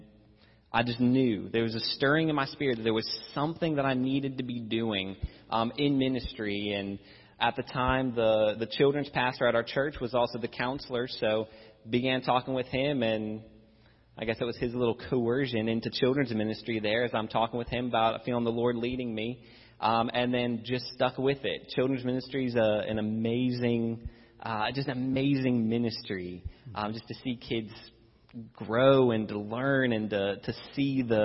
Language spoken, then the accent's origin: English; Virginia, United States; I grew up in Virginia